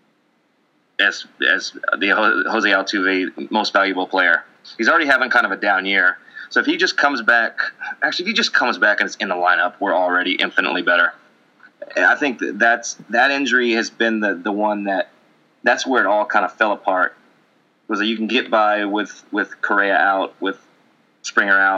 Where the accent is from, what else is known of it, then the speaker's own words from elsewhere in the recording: Canada; I'm Canadian